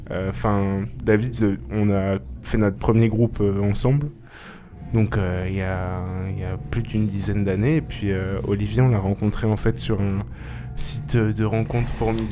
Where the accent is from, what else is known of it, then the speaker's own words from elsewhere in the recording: Grenoble, Auvergne-Rhône-Alpes, France; C'est ça, ouais.